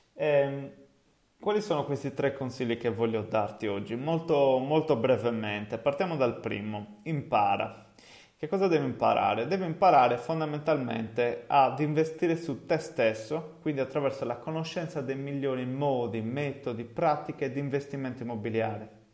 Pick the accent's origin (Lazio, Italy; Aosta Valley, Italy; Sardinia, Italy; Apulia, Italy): Sardinia, Italy; Cagliari; accent: Cagliari (Sardinian); also born or lived in England; come si deduce da, dal mio accento, è il posto in cui insomma effettivamente vivo